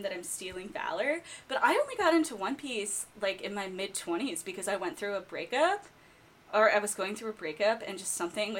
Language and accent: English; United States; I'm American